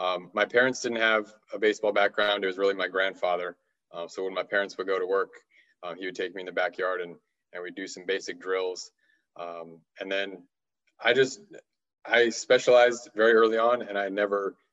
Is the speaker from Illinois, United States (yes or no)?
no; Southern California, United States; I'm from Southern California originally, so I grew up a huge diehard Dodgers fan